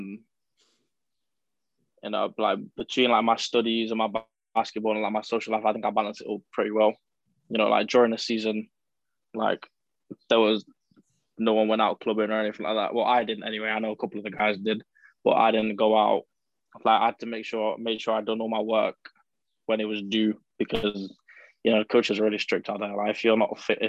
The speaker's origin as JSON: {"language": "English", "country": "United Kingdom", "also_born_or_lived": "United States", "moved": "as an adult", "said": "I'm British"}